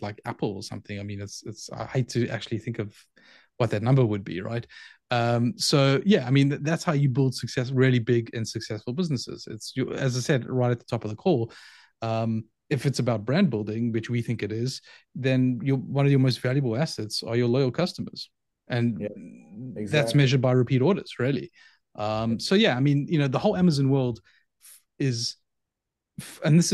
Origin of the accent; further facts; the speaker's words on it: Johannesburg, Gauteng, South Africa; moved away as an adult; So I grew up in Johannesburg in South Africa. So I spent the first 23-ish years of my life in Johannesburg in South Africa